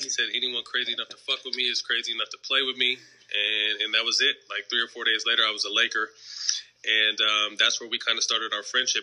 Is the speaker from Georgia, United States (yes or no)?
no; Sacramento, California, United States; I was from Sacramento